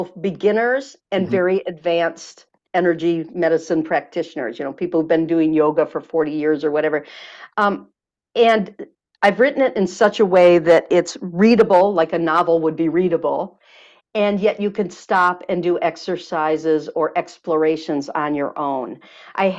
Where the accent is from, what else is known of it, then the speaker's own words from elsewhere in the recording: Michigan, United States; now in California, United States; I'm from Michigan